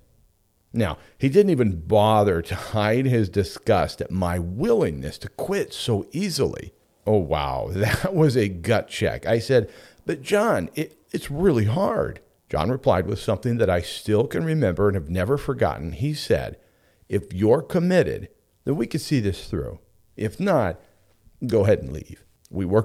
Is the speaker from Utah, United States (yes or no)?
no; Homer, Alaska, United States; in Homer, Alaska, my hometown